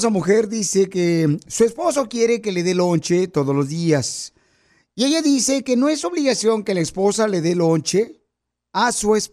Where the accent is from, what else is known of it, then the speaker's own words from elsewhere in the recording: Michoacán, Mexico; now in United States; ¿Y a qué venimos de Michoacán a Estados Unidos?